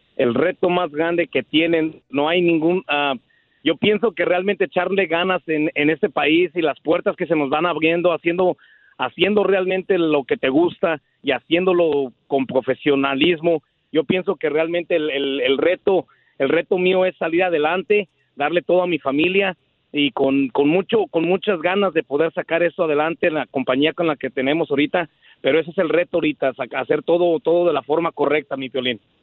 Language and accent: Spanish; Guanajuato, Mexico; moved away as an adult; now in United States; Soy de Guanajuato